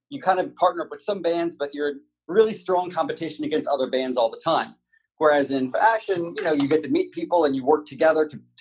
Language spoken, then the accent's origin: English; New Orleans, Louisiana, United States; moved away as an adult; also born or lived in Los Angeles; I'm from New Orleans. I'm from the South, so I'm from that neck of the woods